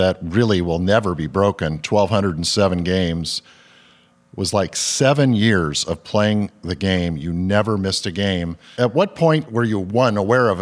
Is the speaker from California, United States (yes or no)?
yes; Southern California, United States; I grew up in Southern California listening to Vin